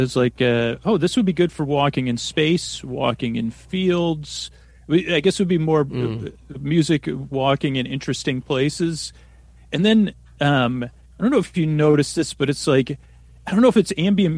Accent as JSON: {"language": "English", "town": "Syracuse", "region": "New York", "country": "United States", "tie": "born or raised there", "said": "I grew up in upstate New York, or central New York, they call it if you live in New York, Syracuse"}